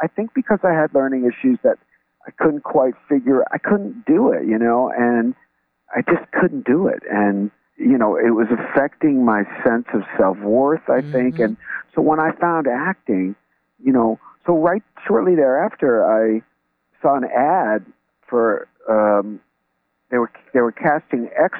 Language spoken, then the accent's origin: English; New York, United States; born or raised there